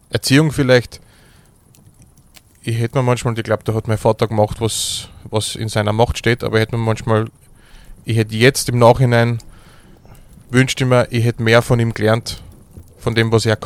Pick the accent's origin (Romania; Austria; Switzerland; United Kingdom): Austria; Carinthia; born there; Ich bin geboren in Kärnten im Jahre 1987, am 10. April meine Eltern haben eine Gastronomie gehabt zu dem Zeitpunkt.